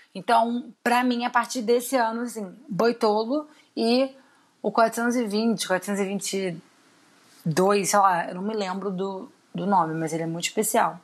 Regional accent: Rio de Janeiro, Brazil; a gente é do Rio, a gente vive mais do é Rio.

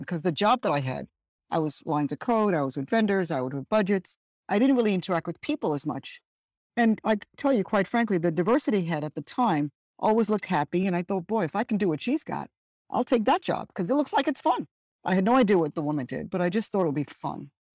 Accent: Birmingham, West Midlands, United Kingdom; also born or lived in Dominica; now in United States; I was born in Birmingham, England, and because my parents hail from an island in the Caribbean, it's called Dominica

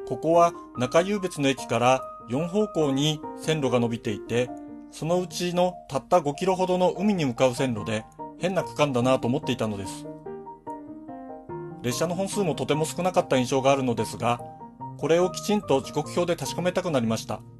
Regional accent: Hokkaido, Japan; also born or lived in Yokohama; 僕が生まれ育ってこれまでの大半の人生を過ごしているのは北海道ですが、ずいぶん前に2年ほど横浜に住んでいたことがあります。

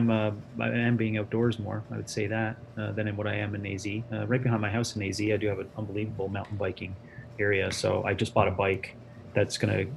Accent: Newfoundland and Labrador, Canada; moved away as an adult; now in Calgary, Canada; I'm from Newfoundland, Labrador.

